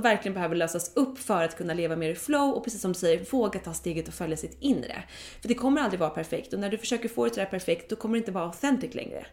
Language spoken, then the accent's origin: Swedish; Dalarö, Stockholm County, Sweden; vi kollade på hus på Dalarö där jag är uppvuxen